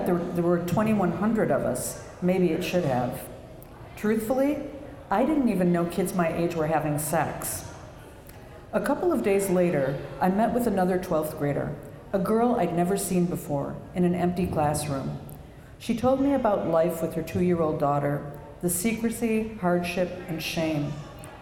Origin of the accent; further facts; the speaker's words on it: Minneapolis, Minnesota, United States; moved away; I'm a native Minnesotan. I'm from Minneapolis